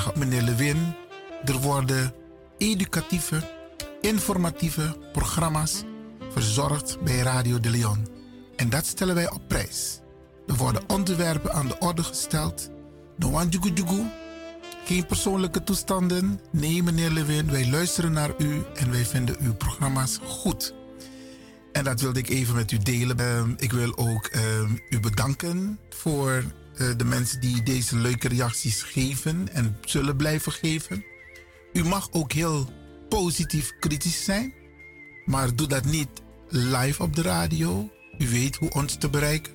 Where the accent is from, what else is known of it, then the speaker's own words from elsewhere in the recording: Suriname; now in Netherlands; Ik ben een Surinamer. Ik ben geboren in Suriname. Ik woon in Nederland, maar oorspronkelijk kom ik uit Afrika